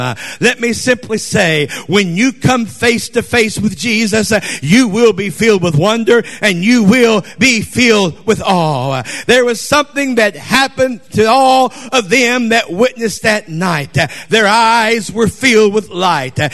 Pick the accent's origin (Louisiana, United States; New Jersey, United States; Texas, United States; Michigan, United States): Texas, United States; Conroe; I'm from Texas in Conroe